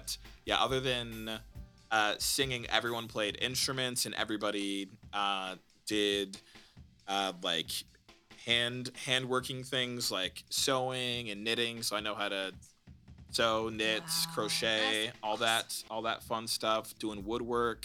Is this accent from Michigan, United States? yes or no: yes; Ann Arbor, Michigan, United States; growing up in Ann Arbor